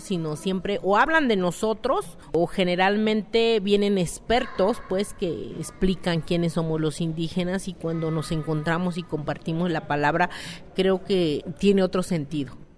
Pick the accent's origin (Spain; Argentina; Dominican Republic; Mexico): Mexico; San Juan Mixtepec, Oaxaca; Soy del municipio de San Juan, Mixtepec, distrito de Santiago Lahuaca, Oaxaca